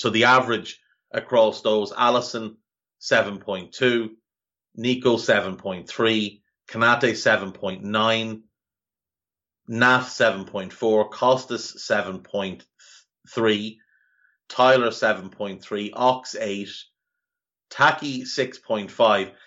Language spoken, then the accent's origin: English; Ireland; growing up in Ireland